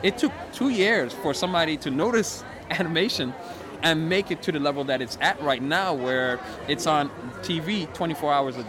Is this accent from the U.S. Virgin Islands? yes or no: yes; U.S. Virgin Islands; also born or lived in Florida; And I'm from the Virgin Islands, but I lived in Florida.